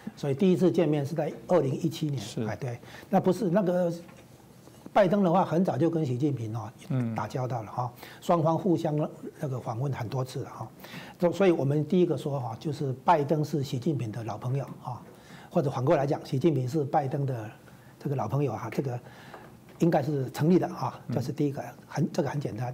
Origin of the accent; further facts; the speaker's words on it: Taiwan; 这绝对不是说我们台湾这边能比得上的啦。